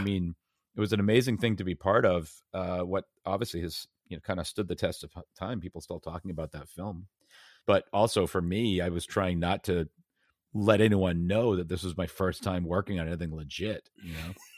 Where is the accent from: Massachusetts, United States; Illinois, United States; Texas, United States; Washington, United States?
Massachusetts, United States; Brookline; also born or lived in United Kingdom; I grew up mostly in Boston area, Brookline, Massachusetts.